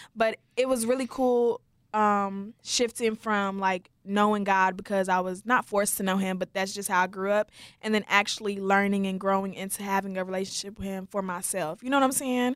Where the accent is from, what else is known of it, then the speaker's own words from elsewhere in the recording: Wichita Falls, Texas, United States; I was born and raised in Wichita Falls, Texas